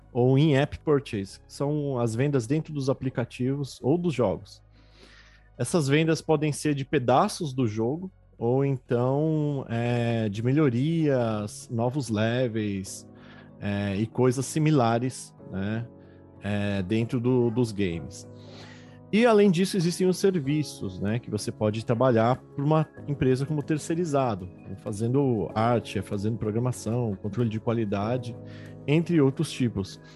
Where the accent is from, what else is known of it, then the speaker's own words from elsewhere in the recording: Brazil; como brasileiros